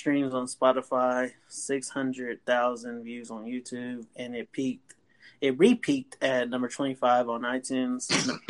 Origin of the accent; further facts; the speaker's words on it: Texas, United States; we're from Texas